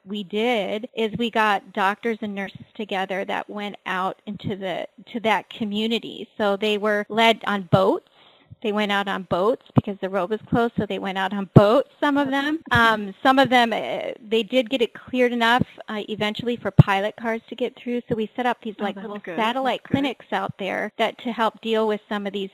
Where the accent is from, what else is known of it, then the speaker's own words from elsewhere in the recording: Kauai, Hawaii, United States; I'm from Hawaii. I'm from the island of Kauai, which is the northernmost island in the island chain